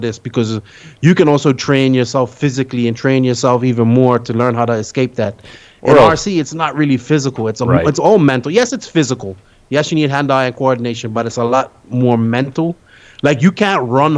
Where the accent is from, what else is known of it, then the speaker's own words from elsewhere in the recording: Bermuda; now in Dominican Republic; I'm from Bermuda originally